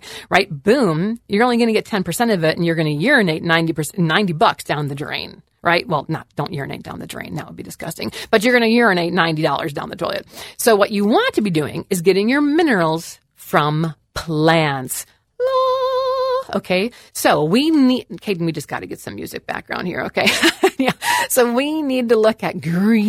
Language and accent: English; Wisconsin, United States; I am from Wisconsin, moo, okay, land of the cows